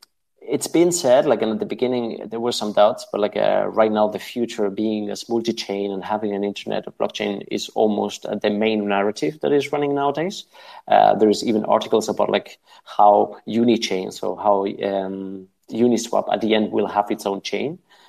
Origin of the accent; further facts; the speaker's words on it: Spain; I'm from Spain